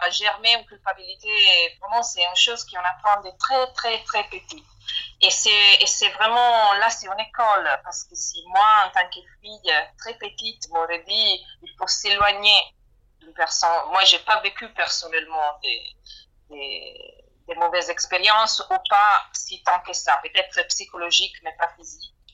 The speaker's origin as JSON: {"language": "French", "country": "Italy", "moved": "yes", "said": "je parle en tant qu'italienne."}